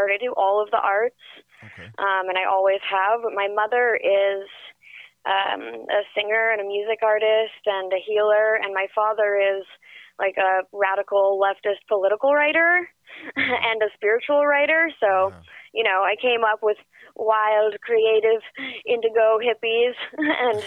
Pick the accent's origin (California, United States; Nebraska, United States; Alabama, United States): California, United States; Northern; moved away; also born or lived in New York; I'm not from LA. I'm actually from Northern California, but I grew up in New York as well